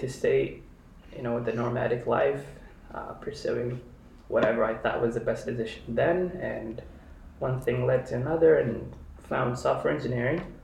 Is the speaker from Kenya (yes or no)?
yes; Kenya; moved away as an adult; now in Chicago, United States; I was born and raised in Kenya. Spent most of my adult life and like childhood life there